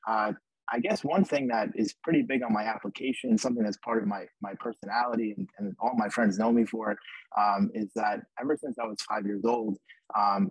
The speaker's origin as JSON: {"language": "English", "area": "Long Island", "region": "New York", "country": "United States", "also_born_or_lived": "Ithaca, New York", "said": "I'm from Long Island, New York"}